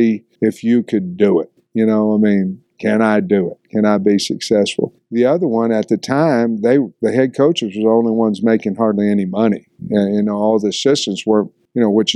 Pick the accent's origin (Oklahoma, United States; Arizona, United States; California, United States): Oklahoma, United States; Grove, Western; moved away as an adult; now in Fayetteville, United States; I grew up in Western Oklahoma, graduated in Eastern Oklahoma